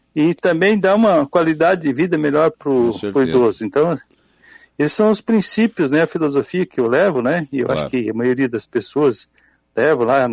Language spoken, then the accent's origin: Portuguese; Forquilhinha, Santa Catarina, Brazil; moved away; sou natural de Forquilinha, fiquei uhum. quase 50 anos fora